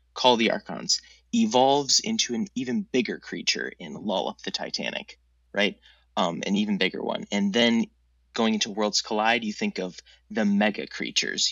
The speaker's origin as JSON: {"language": "English", "town": "Minneapolis", "region": "Minnesota", "country": "United States", "said": "I'm from Minneapolis"}